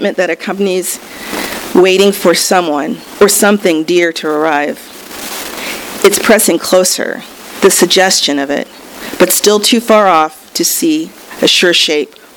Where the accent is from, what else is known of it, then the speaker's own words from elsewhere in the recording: Los Angeles, California, United States; I'm from Los Angeles